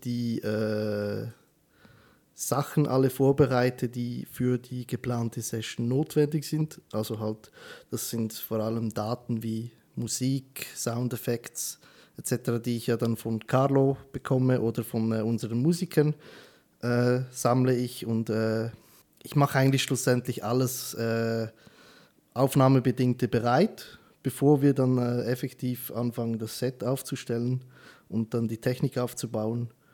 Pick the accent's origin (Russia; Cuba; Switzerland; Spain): Switzerland; bei uns in der Schweiz